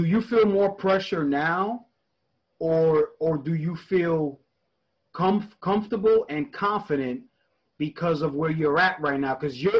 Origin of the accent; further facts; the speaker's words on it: New York, United States; moved away; I'm originally from New York